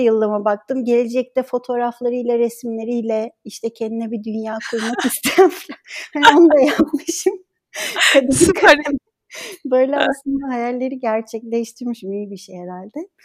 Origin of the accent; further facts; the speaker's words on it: Ankara, Turkey; moved away as an adult; also born or lived in Istanbul; now in Izmir, Turkey; Ankara doğumluyum